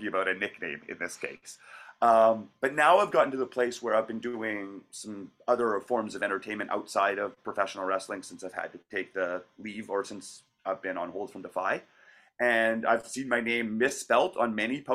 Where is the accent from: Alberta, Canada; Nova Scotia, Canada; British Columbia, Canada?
Alberta, Canada; Calgary; moved away as an adult; now in Vancouver, Canada; I was originally from Calgary and I trained there, and I was there for 10 years